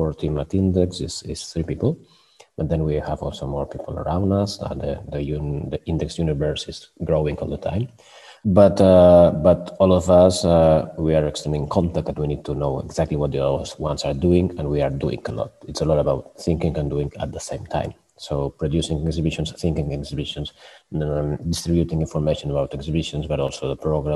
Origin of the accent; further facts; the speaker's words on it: Barcelona, Catalonia, Spain; moved away as an adult; now in Stockholm, Sweden; I'm from Barcelona, and I've been living in Sweden for many years